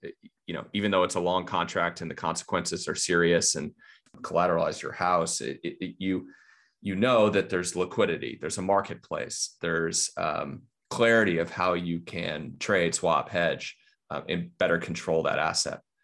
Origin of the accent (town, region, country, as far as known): United States